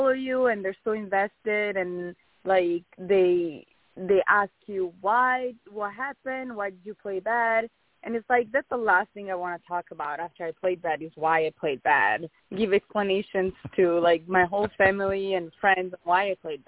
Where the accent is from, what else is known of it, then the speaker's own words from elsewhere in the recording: Italy; moved away as an adult; also born or lived in Arizona; now in United States; I'm from Italy, in a small town in Italy, and I moved to the U.S. when I started college in 2014.